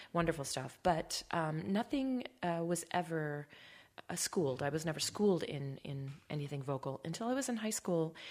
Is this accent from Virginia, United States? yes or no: no; Baldwin, Wisconsin, United States; also born or lived in Ellsworth, Wisconsin; I'm from Wisconsin.